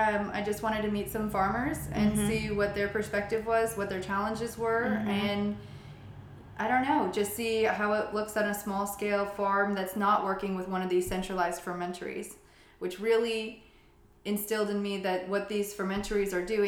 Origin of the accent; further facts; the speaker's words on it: Southeast United States, United States; moved away as an adult; also born or lived in Asheville, North Carolina; now in Zurich, Switzerland; I come from the Southeast